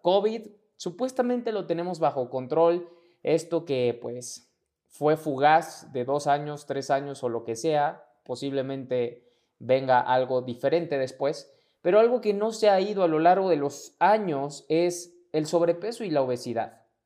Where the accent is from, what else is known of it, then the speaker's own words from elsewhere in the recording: Mexico; mexicano, emprendedor y empresario